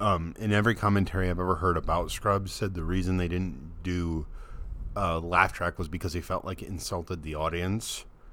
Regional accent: United States

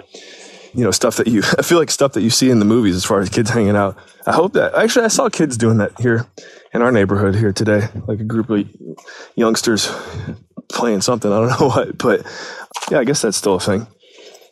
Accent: Painesville, Ohio, United States; growing up in Painesville, great, great experience

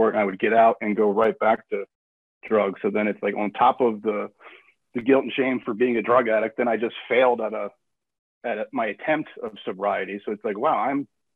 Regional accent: Wilmington, Delaware, United States; also born or lived in Florida; now in Gilbert, United States; I'm originally from Wilmington, Delaware.

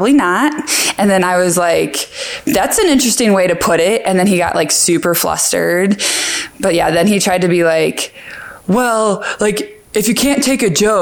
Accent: Central Illinois, United States; now in Long Beach, United States; I'm from Central Illinois

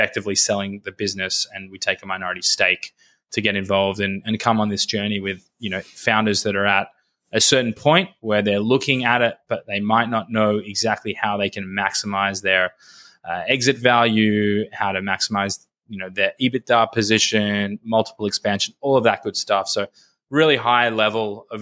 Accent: Australia; accent: Australian; moved away; also born or lived in Los Angeles, United States; hopefully my Australian accent is still there. I grew up in Australia

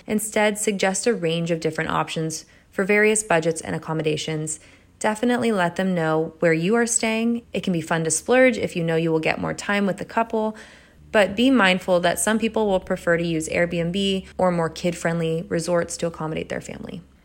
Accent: Carmel, California, United States; my hometown, Carmel, California

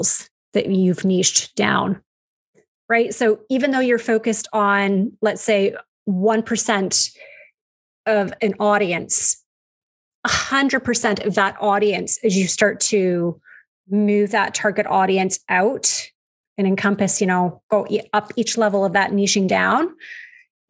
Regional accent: Canada; We say niches because we're Canadian. That's how we pronounce it up here

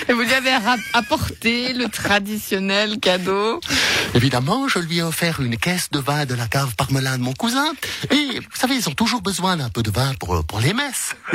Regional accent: German-speaking Switzerland, Switzerland; Vous savez, moi je suis suisse allemande, je suis un peu crac-crac.

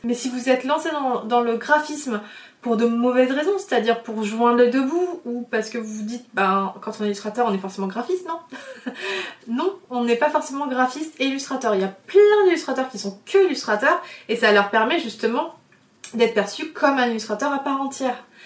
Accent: France; je viens de l'île de Léon. Je viens d'un milieu très simple. Euh, mes parents sont ostriculteurs

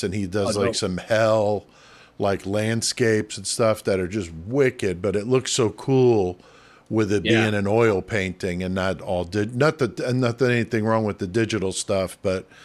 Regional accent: New York City, New York, United States; moved away; I'm originally from the Bronx

